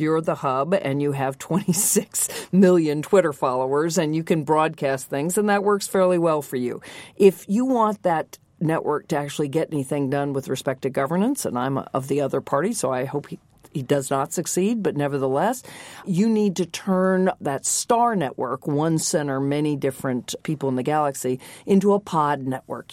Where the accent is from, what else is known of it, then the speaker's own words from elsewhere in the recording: American South, United States; when I grew up in the American South